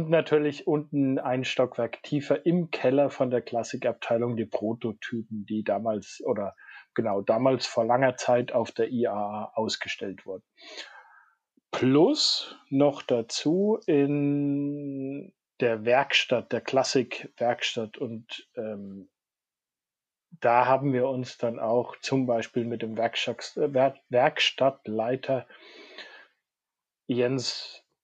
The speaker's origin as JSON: {"language": "German", "region": "Bavaria", "country": "Germany", "tie": "born or raised there", "said": "Und äh, ich komme ja aus dem Spessart gebürtig und da muss man natürlich sagen, die Straßen machen da unten schon Spaß zu fahren."}